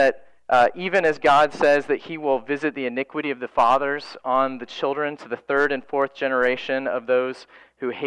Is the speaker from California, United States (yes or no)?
no; Florida, United States; For my wife and I, we grew up in Florida